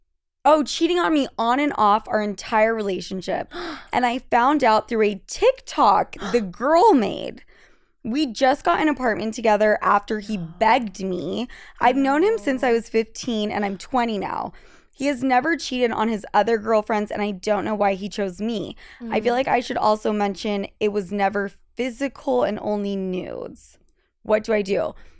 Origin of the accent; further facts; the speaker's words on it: Utah, United States; now in New York, United States; I am from Utah, and I dated there